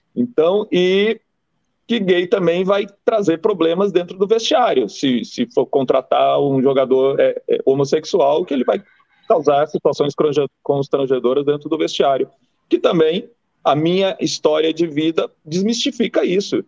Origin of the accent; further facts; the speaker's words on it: Rio Grande do Sul, Brazil; now in Bahia, Brazil; Eu nasci em 71 no Rio Grande do Sul, né? É um lugar muito machista, preconceituoso